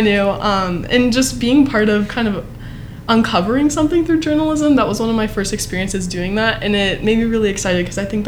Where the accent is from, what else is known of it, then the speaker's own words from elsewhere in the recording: Mount Lebanon, Pennsylvania, United States; growing up in Mount Lebanon